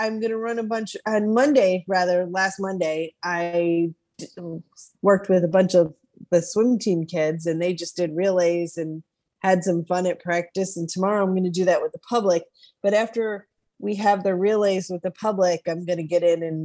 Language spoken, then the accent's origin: English; New York, United States; moved away as an adult; now in Arkansas, United States; moved to Arkansas, but I was born and bred in New York State